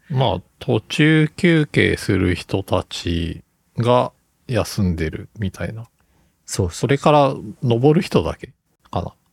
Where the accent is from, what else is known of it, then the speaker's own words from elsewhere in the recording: Tokyo, Japan; moved away as an adult; also born or lived in Chiba; now in Fukuoka, Japan; 千葉で生まれて東京で育って